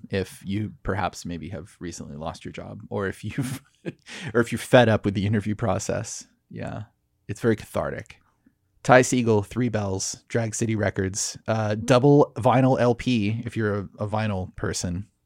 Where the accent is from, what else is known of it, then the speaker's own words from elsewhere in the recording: Laguna Beach, California, United States; also born or lived in Dana Point; Yeah, I'm from Laguna, Dana Point.